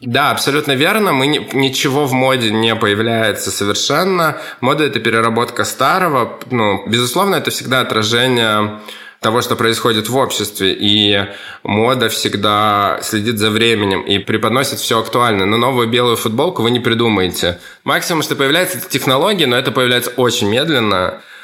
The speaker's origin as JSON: {"language": "Russian", "region": "Kamchatka Krai", "country": "Russia", "tie": "born or raised there", "also_born_or_lived": "Saint Petersburg", "moved": "as an adult", "said": "Я вырос, родился на Камчатке."}